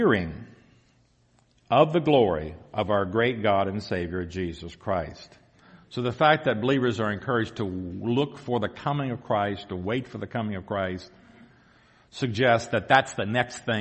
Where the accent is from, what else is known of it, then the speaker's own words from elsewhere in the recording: the South, United States; accent: southern; moved away; You can probably tell by my accent I'm from the south.